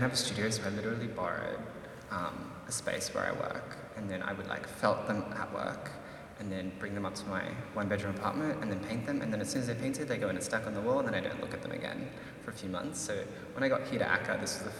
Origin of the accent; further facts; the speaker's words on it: Philippines; me being Filipino